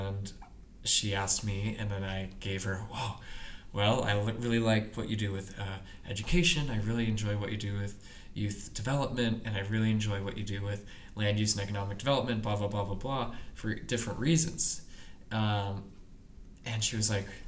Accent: Seattle, Washington, United States; moved away as an adult; also born or lived in Spokane, Washington; now in Detroit, United States; I'm from Seattle

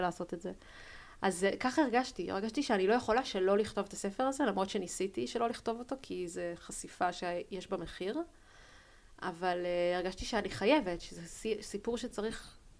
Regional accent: Tel Aviv, Tel Aviv District, Israel; אנחנו גדלנו בתל אביב

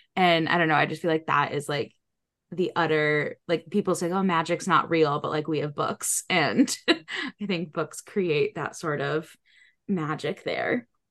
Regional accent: New England, United States; I grew up in New England

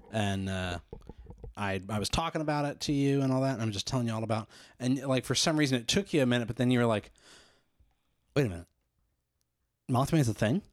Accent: Midwest, United States; accent: plain Midwestern; that plain Midwestern

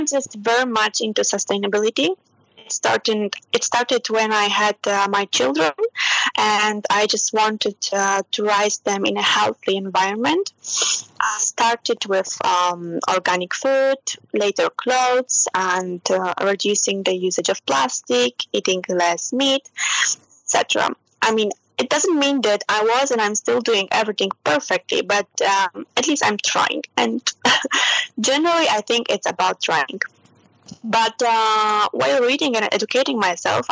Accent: Poland; moved away as an adult; also born or lived in Germany / Romania; now in Milan, Italy; I was born and I grew up in Poland

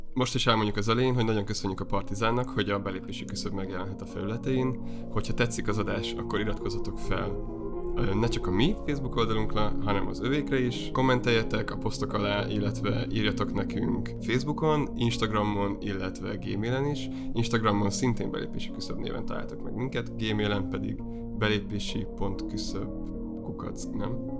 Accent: Heves, Hungary; moved away as an adult; also born or lived in Debrecen / Budapest; én Heves megyéből származom, viszonylag sokszor költöztünk a megyén belül, és aztán Egerben jártam gimnáziumba

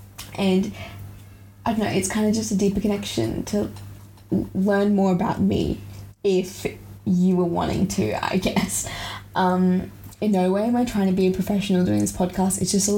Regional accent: Australia; I grew up overseas, but I'm from Australia. I'm currently in year 11 in Australia, just to preface.

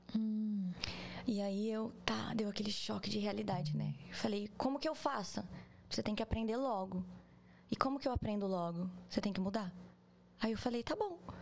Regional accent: Pederneiras, São Paulo, Brazil; moved away as an adult; also born or lived in Chicago, United States; now in Orlando, United States; sou do interior, do interior, do interior de São Paulo. Um beijo, Pederneiras.

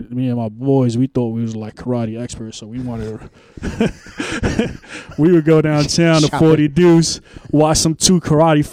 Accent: New York City, New York, United States; I grew up in Spanish Harlem, but on Pleasant Avenue

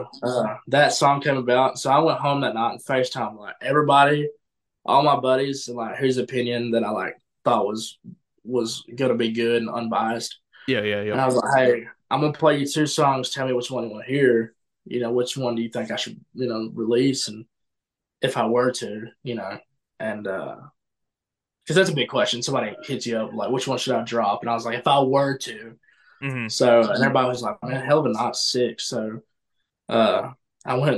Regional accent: Trenton, Georgia, United States; I'm from Trenton, Georgia

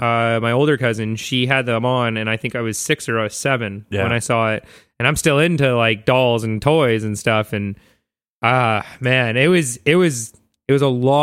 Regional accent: North Vancouver, British Columbia, Canada; And I grew up in Vancouver, right? Or in North Vancouver.

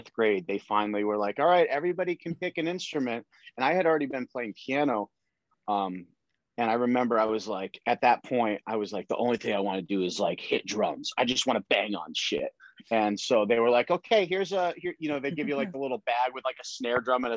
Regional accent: Connecticut, United States; I grew up in Connecticut

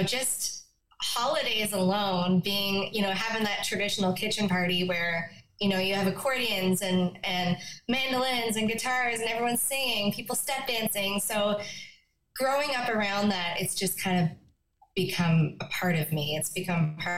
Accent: Conception Bay South, Newfoundland and Labrador, Canada; moved away as an adult; also born or lived in Yellowknife, Northwest Territories; now in Nashville, United States; I would say I'm a Newfoundlander. I can't say born and bred, but definitely bred

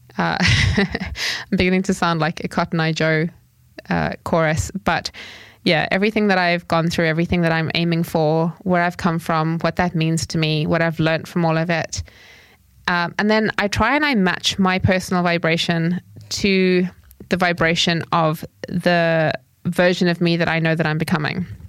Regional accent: Zimbabwe; when I grew up, I grew up in Zimbabwe

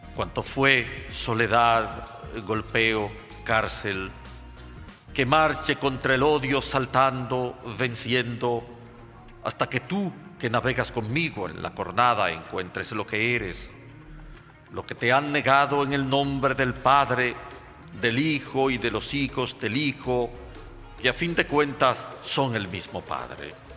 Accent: Santo Domingo, Distrito Nacional, Dominican Republic; Nací en Santo Domingo en el año 1946, un 30 de noviembre. Viví, por lo tanto, la etapa primaria de mi vida en la atmósfera de absolutismo que significó la era de Trujillo.

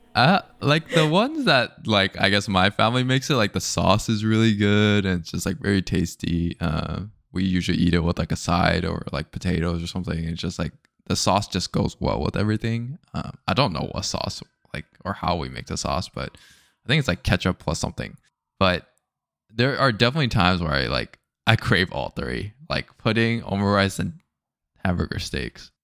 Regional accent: United States; I'm still American, right? Like, I'm, like, Japanese American

